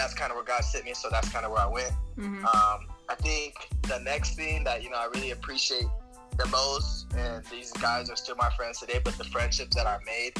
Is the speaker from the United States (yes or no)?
yes; Albuquerque, New Mexico, United States; moved away as an adult; now in Greeley, United States; I was raised in Albuquerque, New Mexico